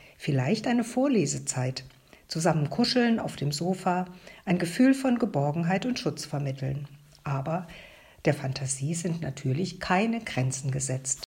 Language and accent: German; Germany; bei uns in Deutschland